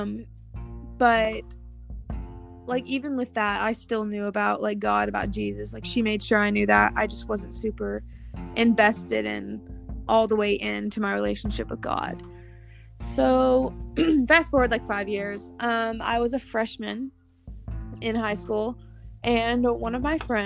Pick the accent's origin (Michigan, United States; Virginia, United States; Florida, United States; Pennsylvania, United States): Michigan, United States; moved away; Michigan, my hometown